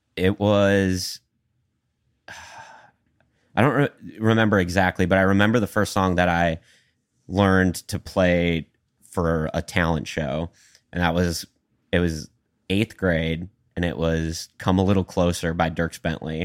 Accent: Sauk Rapids, Minnesota, United States; moved away as an adult; also born or lived in Bemidji, Minnesota; now in Nashville, United States; I had done music pretty much in my hometown of Sauk Rapids

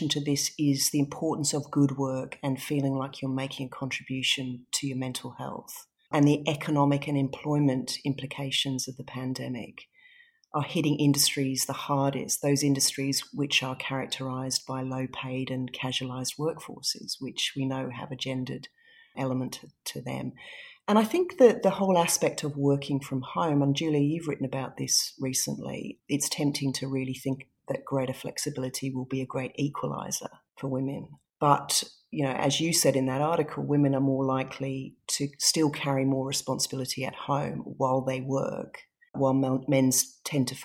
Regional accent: Singapore; also born or lived in England; was born in England. I was born in a snowy night at home I grew up in Singapore, so we left England when I was very young, very little.

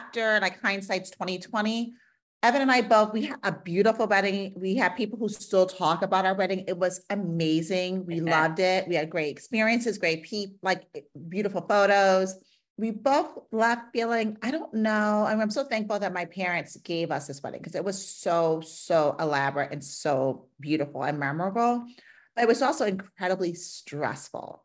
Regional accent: New York City, New York, United States; now in Pittsburgh, United States; I'm from New York City. My family's from New York City

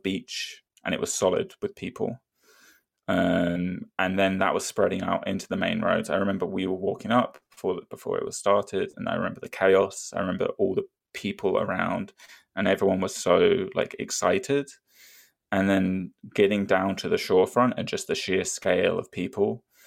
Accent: near Brighton, South East England, United Kingdom; Not that I'm from Brighton, but I live right next to Brighton.

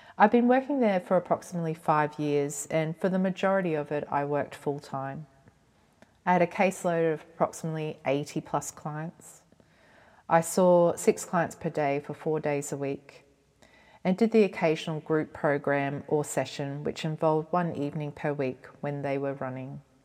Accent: Cairns, Queensland, Australia; moved away as an adult; also born or lived in Brisbane; I completed my undergraduate training via distance in my hometown of Cairns, and then I moved to Brisbane

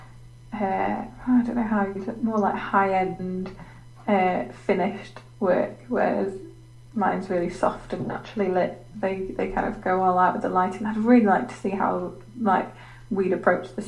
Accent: England, United Kingdom; I'm English

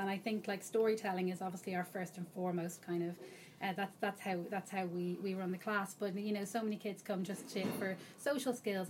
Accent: Dublin, Leinster, Ireland; now in United Kingdom; I'm from Dublin. I hail from Dublin, and I've been living in the UK now for about 9 years, so my accent dwindles a little bit, but every so often I talk to my dad and it comes back.

